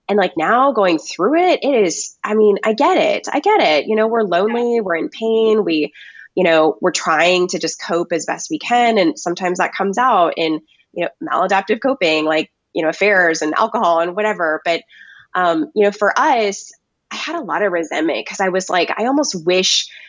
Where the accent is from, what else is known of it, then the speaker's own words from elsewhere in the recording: Texas, United States; moved away as an adult; also born or lived in Washington, District of Columbia, United States / coastal Virginia; we're both from Texas, me and my husband